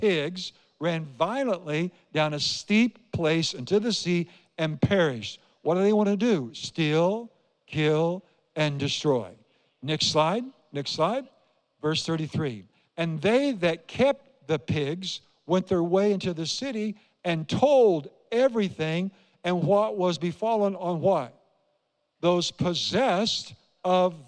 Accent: Iowa, United States; I grew up in Iowa

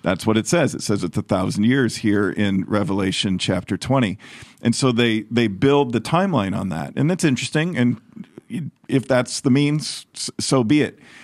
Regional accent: United States; as an American

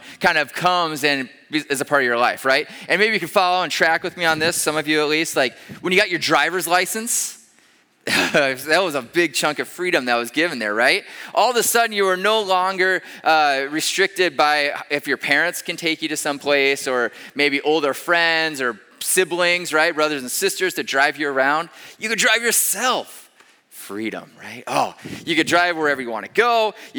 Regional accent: Iowa, United States; moved away as an adult; also born or lived in Denver, Colorado / Pennsylvania / Ames, Iowa; We grew up in Iowa. Marta and I did.

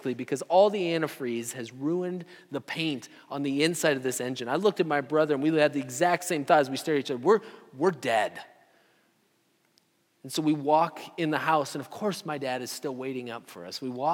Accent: Story City, Iowa, United States; I even drove through my hometown, Story City, Iowa

